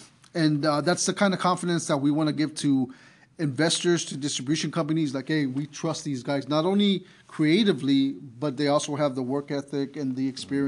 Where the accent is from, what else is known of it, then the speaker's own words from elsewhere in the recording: San Antonio, Texas, United States; I love San Antonio, you know, it's my hometown